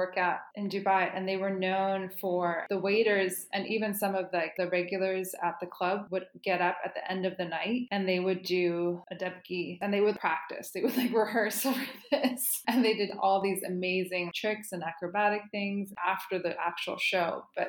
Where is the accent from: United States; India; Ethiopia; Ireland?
United States; Santa Cruz, California; I grew up in Santa Cruz when I was in California when I was a kid, and it's total hippie veggie land place.